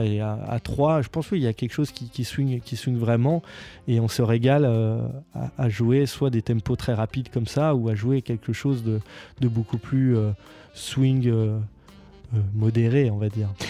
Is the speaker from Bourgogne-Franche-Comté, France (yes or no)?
yes; near Beaune, Bourgogne-Franche-Comté, France; pas très loin de chez moi, à Beaune.